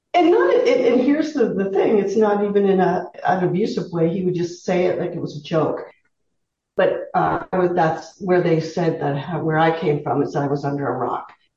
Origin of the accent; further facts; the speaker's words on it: Southern Ontario, Canada; moved away as an adult; I was raised in Southern Ontario